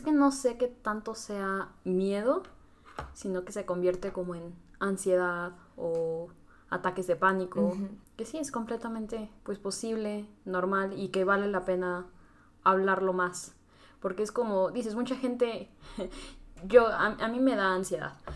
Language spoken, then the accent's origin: Spanish; Tlaxcala, Mexico; soy de Tlaxcala